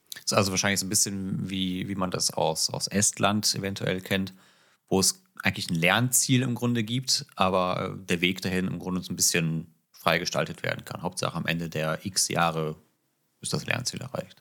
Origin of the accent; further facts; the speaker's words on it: Northern Germany, Germany; Für mich als Norddeutscher